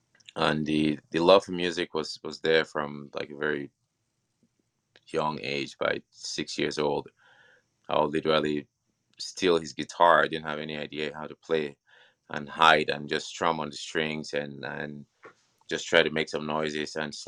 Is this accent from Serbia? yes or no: no; Cameroon; born there; I grew up, I was born in Cameroon, and we had the chance to live in several different nations.